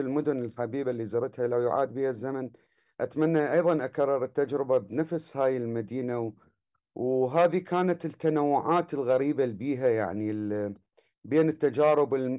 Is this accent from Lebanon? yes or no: no; Baghdad, Baghdad Governorate, Iraq; الولادة كانت في آه، آه، في الكرادة الشرقية